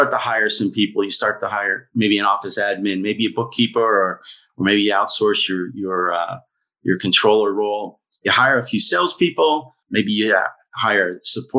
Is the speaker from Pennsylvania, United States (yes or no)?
yes; Pittsburgh, Pennsylvania, United States; We're from Pittsburgh. My wife is from here and our family's from here